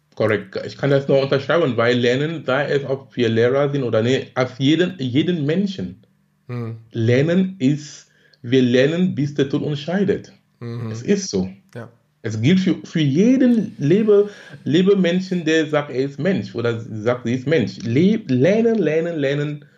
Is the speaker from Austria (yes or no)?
no; Cameroon; born or raised there; moved away as an adult; now in Germany